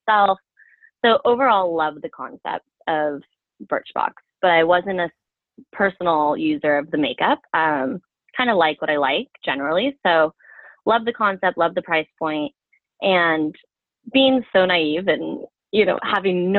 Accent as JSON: {"language": "English", "area": "Bay Area", "region": "California", "country": "United States", "tie": "born or raised there", "also_born_or_lived": "Colorado", "moved": "as an adult", "said": "I grew up in the Bay Area"}